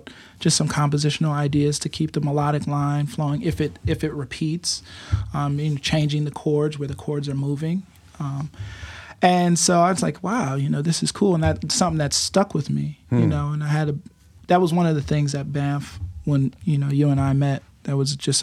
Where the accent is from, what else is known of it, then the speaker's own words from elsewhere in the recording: Buffalo, New York, United States; I grew up on Freeman Street in Buffalo, New